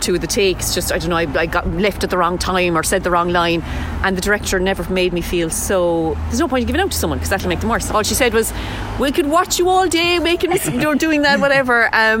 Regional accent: Whitechurch, Munster, Ireland; now in Dublin, Ireland; So I'm from Whitechurch, which is blinking, you'll miss it, up near Mallow, Carrignavar direction.

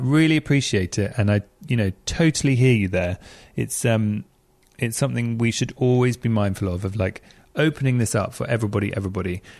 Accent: England, United Kingdom; I'm being really English

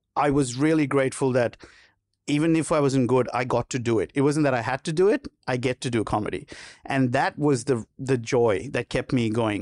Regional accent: Sri Lanka; moved away as an adult; now in Australia; growing up in Sri Lanka

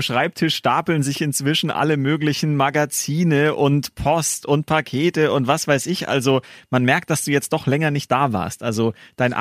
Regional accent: Gilching, Bavaria, Germany; in, in, in Gilching, da wo ich herkomme hier

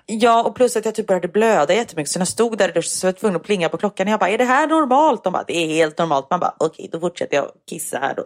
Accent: Gothenburg, Västra Götaland, Sweden; accent: grov göteborgska (broad Gothenburg dialect); jag pratar grov göteborgska

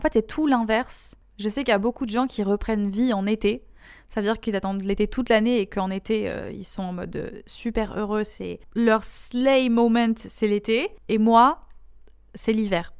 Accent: France

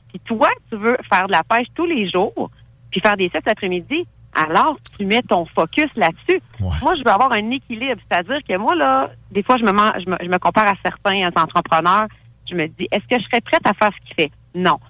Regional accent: Thetford Mines, Quebec, Canada; je suis originaire de Thetford Mines

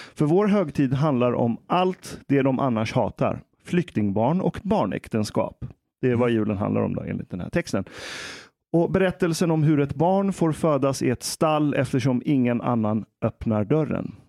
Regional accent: Iran; now in Sweden; jag är iranier

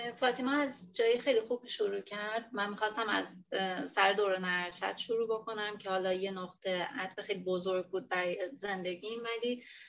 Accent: Hamadan, Hamadan Province, Iran; moved away as an adult; also born or lived in Tehran; now in Bushehr, Iran; ولی خودم بزرگ شده همدان و خود خب متولد همدانم

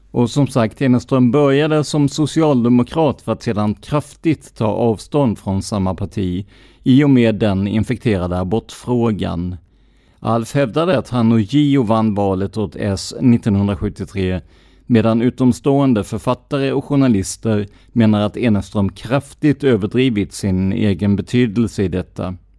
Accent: Karlskrona, Blekinge, Sweden; min hemstad Karlskrona.

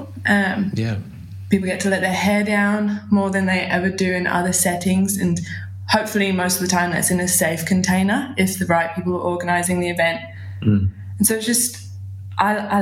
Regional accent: London, United Kingdom; also born or lived in England; now in Byron Bay, Australia; I'm from London

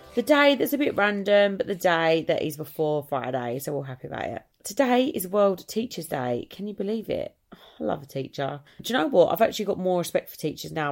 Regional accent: Essex, East of England, United Kingdom; I come from Essex

